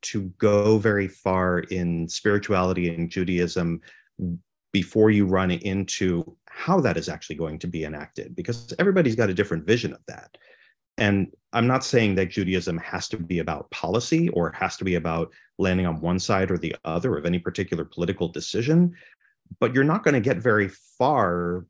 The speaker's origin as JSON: {"language": "English", "country": "United States", "said": "we're American Jews"}